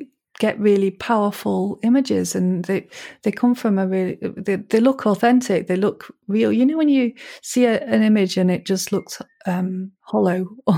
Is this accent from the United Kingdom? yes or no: yes; Manchester, North West England, United Kingdom; I grew up in Manchester in the city, basically, and it was quite it was a violent time in Manchester, I suppose, and it wasn't particularly pleasant, and I didn't really like the city.